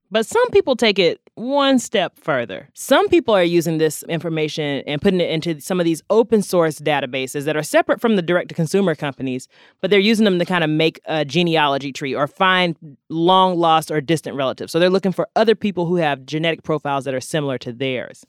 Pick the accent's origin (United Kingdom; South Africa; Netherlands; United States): United States; North Carolina; I'm from North Carolina